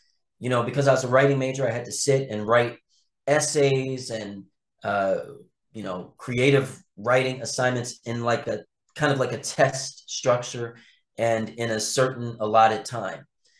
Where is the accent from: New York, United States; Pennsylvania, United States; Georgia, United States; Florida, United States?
Pennsylvania, United States; Philadelphia; also born or lived in Los Angeles / North Carolina / South Carolina; I've been in my hometown of Philadelphia a lot more